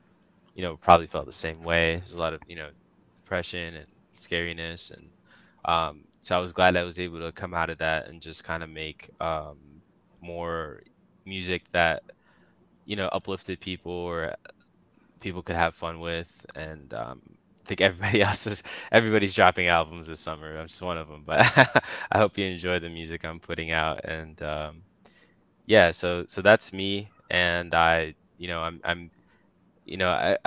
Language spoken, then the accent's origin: English; Washington, D.C. / Northern Virginia, United States; born or raised there; also born or lived in Bangladesh